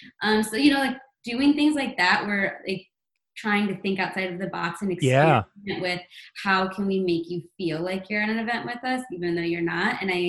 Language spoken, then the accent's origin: English; New York, United States; I think as a New Yorker, we're all still skeptical and frown upon that a bit.